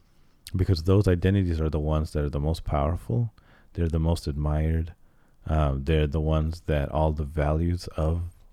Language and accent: English; Cairo, Cairo Governorate, Egypt; born there; My family's from Egypt. I was born in Cairo.